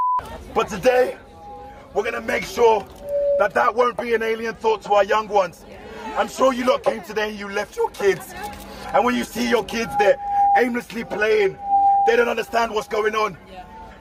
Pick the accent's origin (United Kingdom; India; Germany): United Kingdom; London; I'm 28 years old, born and raised in London.